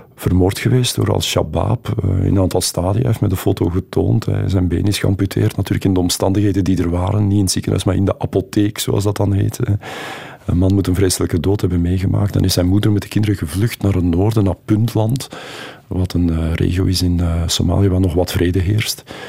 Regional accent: Flanders, Belgium; wie wij als Vlaming zijn

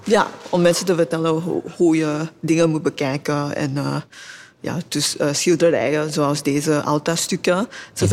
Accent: Singapore; Dutch is a second language; moved away as an adult; now in Belgium; ik kom oorspronkelijk uit Singapore

